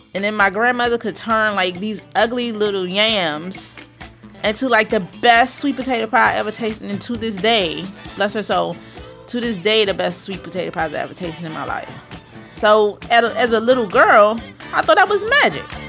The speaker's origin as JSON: {"language": "English", "country": "United States", "accent": "AAVE", "first_language": "African American Vernacular English", "said": "A A V E, but that's my native language"}